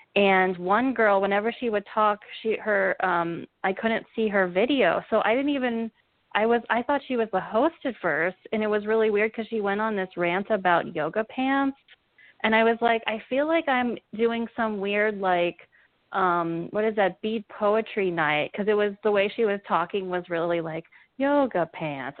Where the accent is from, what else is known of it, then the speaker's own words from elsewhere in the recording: Cincinnati, Ohio, United States; also born or lived in Savannah; now in New York, United States; I'm from Ohio. I'm from Cincinnati